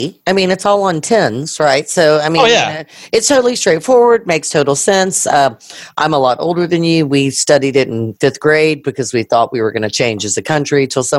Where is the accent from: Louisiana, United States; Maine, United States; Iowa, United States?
Louisiana, United States; I'm a mutt. I'm from Louisiana.